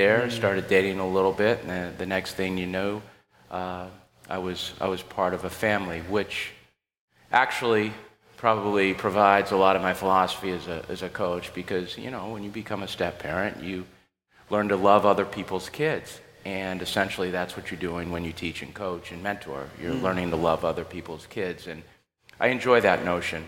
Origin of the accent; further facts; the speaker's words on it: New Hampshire, United States; moved away; also born or lived in Clemson, South Carolina; I'm from New Hampshire